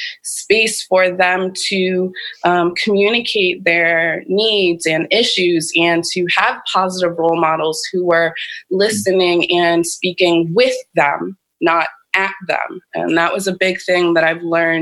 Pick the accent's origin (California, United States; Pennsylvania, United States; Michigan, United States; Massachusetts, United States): Massachusetts, United States; Boston; moved away as an adult; also born or lived in New Jersey; now in Bakersfield, United States; I grew up in Boston. I grew up in the city